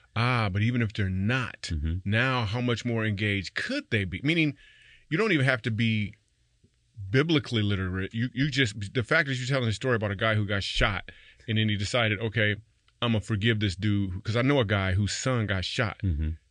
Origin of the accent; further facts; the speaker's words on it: Grand Rapids, Michigan, United States; moved away; my hometown of Grand Rapids